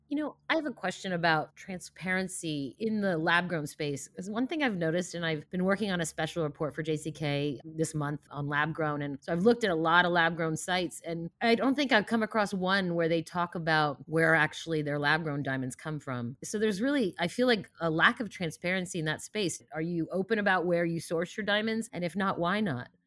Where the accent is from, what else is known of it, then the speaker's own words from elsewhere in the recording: D C area, Maryland, United States; also born or lived in Russia; I emigrated from Russia with my family in the late seventies, but we settled around around the D C area